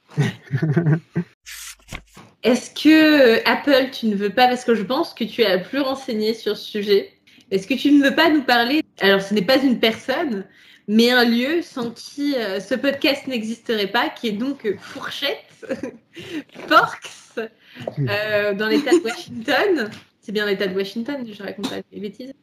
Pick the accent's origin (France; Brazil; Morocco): France; Ici, nous sommes français, nous sommes trois petits euh, franchouillards